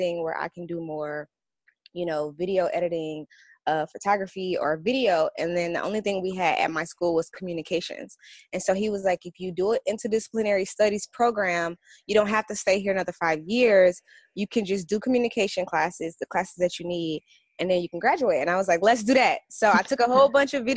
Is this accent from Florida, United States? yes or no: no; St. Louis, Missouri, United States; now in Los Angeles, United States; I'm from St. Louis